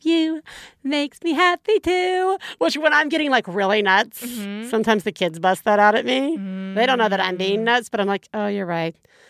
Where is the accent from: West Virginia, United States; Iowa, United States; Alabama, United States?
Alabama, United States; growing up in Alabama.